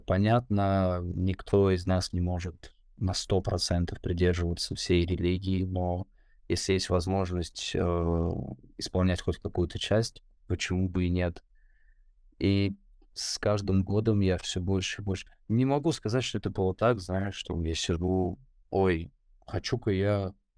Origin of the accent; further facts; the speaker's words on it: Moscow, Russia; московское воспитание